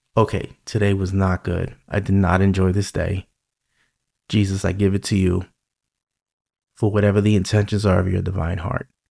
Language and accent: English; New York, United States; accent: New York; my New York accent